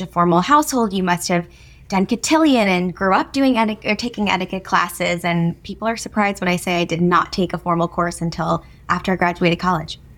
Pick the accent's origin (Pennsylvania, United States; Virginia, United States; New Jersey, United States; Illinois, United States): New Jersey, United States; moved away as an adult; now in New York City, United States; I grew up in New Jersey, so moving to New York City was not a, a big thing